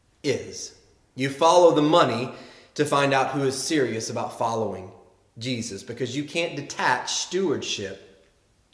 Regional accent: the South, United States; accent: Southern; I grew up in the South

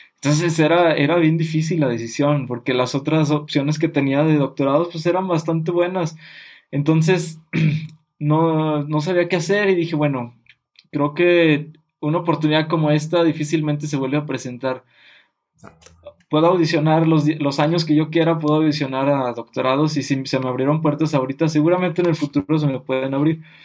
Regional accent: Mexico; nosotros como mexicanos

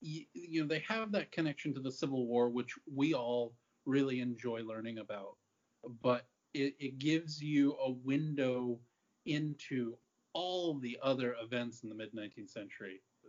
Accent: Ireland; As an Irish person, I can't disparage the Irish Brigade.

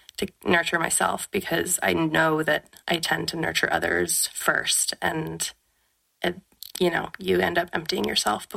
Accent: West Coast, United States; now in Oregon, United States; I'm from the West Coast

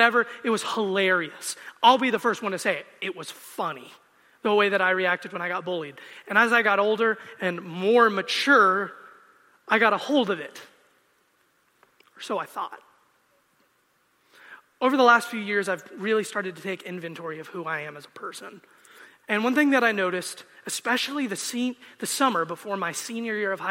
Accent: United States; I'm a Christian and I'm an American

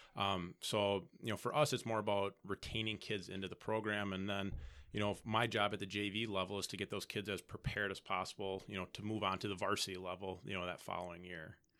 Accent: Appleton, Wisconsin, United States; moved away as an adult; now in Stevens Point, United States; I'm originally from Fox Valley.

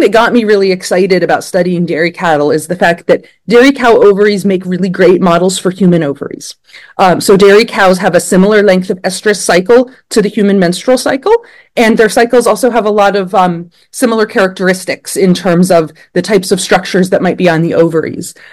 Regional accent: Blacksburg, Virginia, United States; moved away as an adult; now in State College, United States; I grew up in Blacksburg, Virginia, and I was in 4 H as a kid

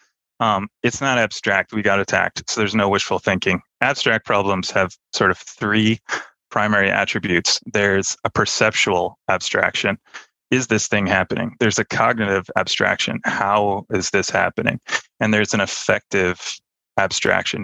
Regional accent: outside Los Angeles, California, United States; I grew up outside Los Angeles, fairly liberal enclave near the beach

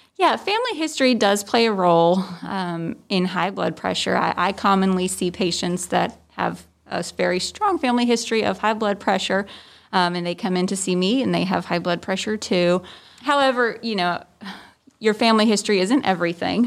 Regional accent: New Jersey, United States; also born or lived in West Virginia; now in Tifton, United States; I'm originally from New Jersey. That's where I was born.

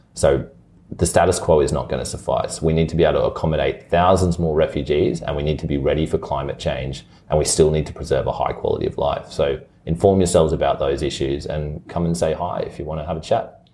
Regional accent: Brisbane, Queensland, Australia; even though I was born in Brisbane and grew up in Chermside and like, this is definitely the only home I've ever known.

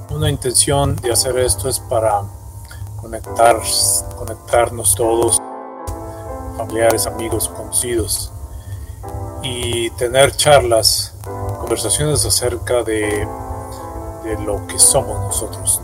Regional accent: Mexico; moved away

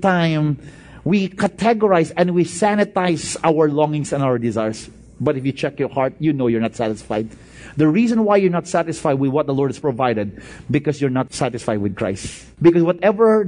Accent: Bacolod, Western Visayas, Philippines; moved away; I came from Bacolod.

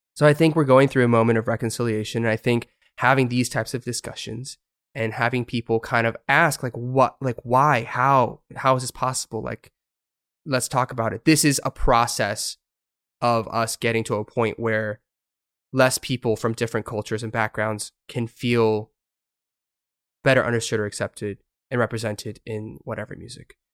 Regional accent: United States; moved away as an adult; now in South Korea; I was from America

